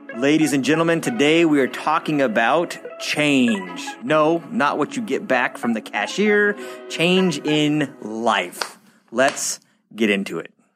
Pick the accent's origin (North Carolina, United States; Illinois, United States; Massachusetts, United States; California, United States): California, United States; Southern; we are from SoCal.